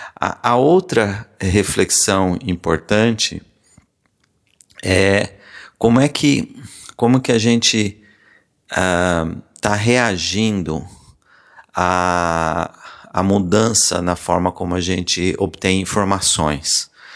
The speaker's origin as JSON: {"language": "Portuguese", "region": "Paraná", "country": "Brazil", "tie": "born or raised there", "also_born_or_lived": "São Paulo / Londrina", "moved": "as an adult", "lives_now": "Maryland, United States", "said": "eu nasci e cresci no Paraná"}